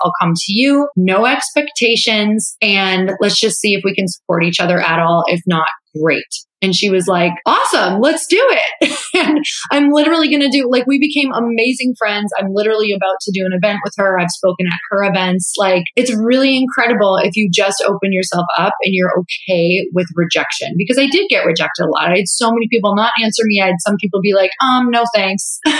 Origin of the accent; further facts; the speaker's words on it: Midwest, United States; now in California, United States; I'm 31 years old. Like, I'm from the Midwest. It's moving from the Midwest to California is like moving to another country, because they truly speak a different language than I was.